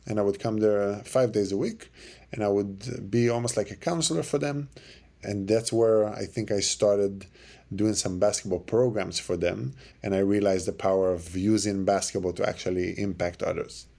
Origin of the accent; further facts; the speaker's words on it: Jerusalem, Jerusalem District, Israel; moved away; I was born and raised in Jerusalem